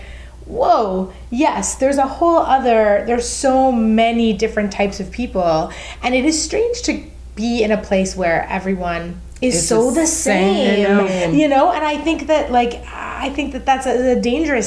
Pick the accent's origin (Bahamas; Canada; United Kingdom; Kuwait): Canada; Woodbridge, Ontario; I grew up in Woodbridge, Ontario. My family's Italian